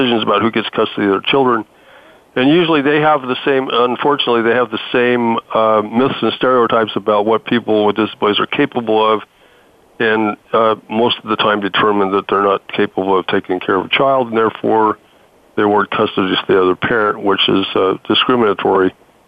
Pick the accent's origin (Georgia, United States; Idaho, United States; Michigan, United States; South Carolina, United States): Idaho, United States; my home state of Idaho